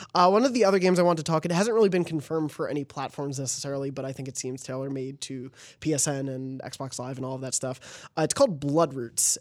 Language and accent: English; New York City, New York, United States; moved away; we're both from New York and yeah. lived there for a while